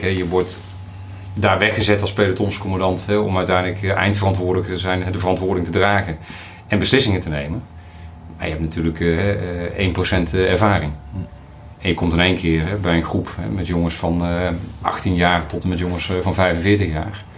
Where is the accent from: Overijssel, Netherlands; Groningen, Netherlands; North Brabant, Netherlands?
North Brabant, Netherlands; Breda region; accent: Brabant; also born or lived in Steenbergen; Ik ben eh, Brabantse jongen, dat hoor je misschien nog, nog wel. op, geboren in Steenberg, opgegroeid in de regio Breda